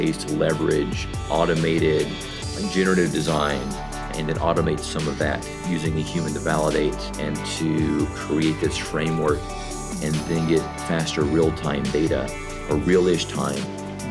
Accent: the South, United States; I'm from the South in the United States

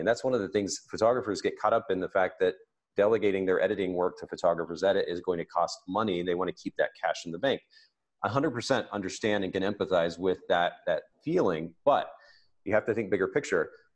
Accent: Japan; moved away; I grew up in Japan, so the, the Japanese kanji characters are particularly uh, meaningful to me

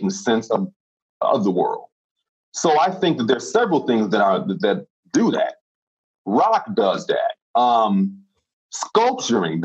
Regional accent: Chicago, Illinois, United States; I grew up in the South Side of Chicago

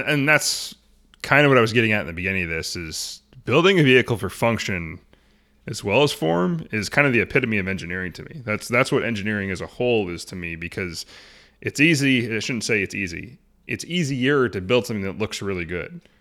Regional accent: Arlington, Washington, United States; I grew up in Arlington

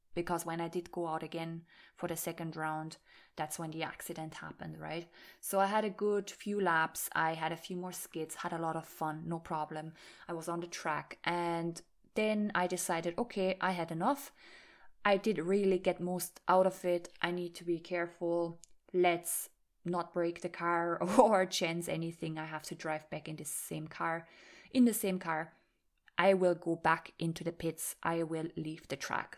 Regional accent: Austria; moved away as an adult; also born or lived in Ireland; I was talking German to them because I am from Austria

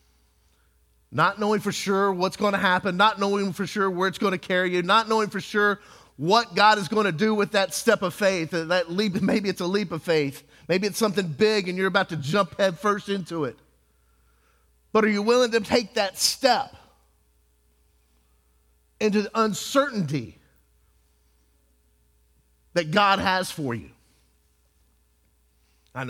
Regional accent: Texas, United States; I was from Texas

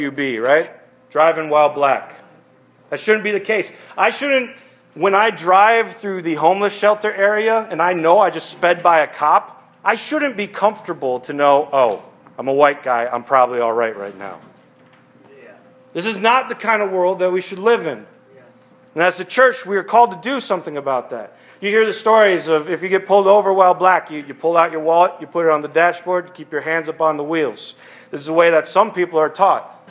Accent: Westland, Michigan, United States; when I grew up in Westland, which is like the suburbs of Detroit

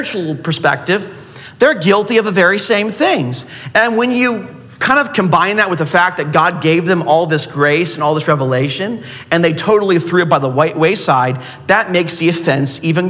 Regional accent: Southern California, United States; I'm from Southern California.

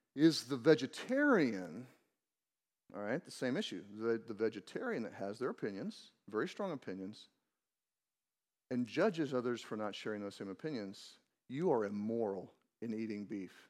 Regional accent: Missouri, United States; I grew up in Missouri

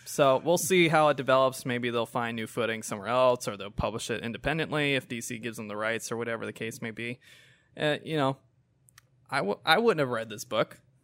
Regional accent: United States; as an American

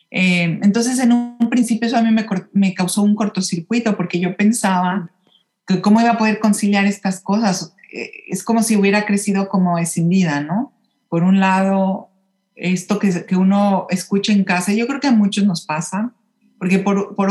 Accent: Mexico City, Mexico; Claro, sí, yo, yo nací y crecí en la Ciudad de México em, y siempre hubo ahí algo como, como un poquito de incomodidad

